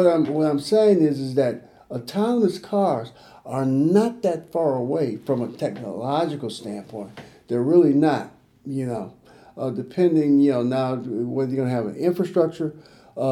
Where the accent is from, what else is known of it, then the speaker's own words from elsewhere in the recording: Chicago, Illinois, United States; I grew up in Chicago